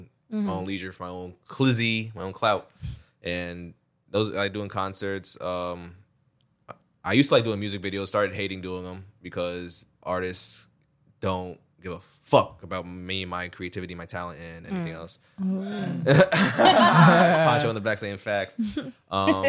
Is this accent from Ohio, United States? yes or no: no; Westchester, New York, United States; We're both from Westchester